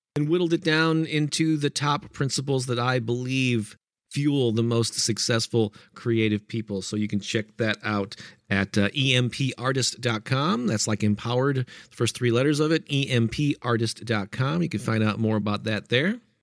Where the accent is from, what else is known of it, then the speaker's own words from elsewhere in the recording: St. Louis, Missouri, United States; my hometown of Saint Louis